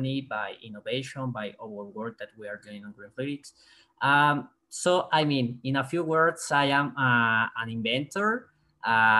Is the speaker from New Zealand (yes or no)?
no; Mexico; I'm from Mexico